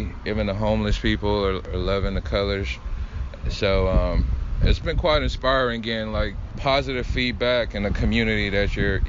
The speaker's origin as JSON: {"language": "English", "town": "Savannah", "region": "Georgia", "country": "United States", "tie": "born or raised there", "moved": "yes", "said": "Yes, I grew up in Savannah. I went to Savannah Arts Academy, which is literally like a 10-minute walk from here."}